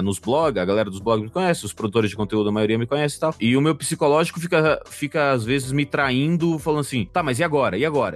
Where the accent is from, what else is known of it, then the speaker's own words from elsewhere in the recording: Sinop, Mato Grosso, Brazil; moved away; also born or lived in Cuiabá; Eu morei, nasci em Cuiabá, morei a vida inteira no interior do Mato Grosso, 500 quilômetros para dentro do estado do Mato Grosso, Caralho. numa cidade chamada Sinop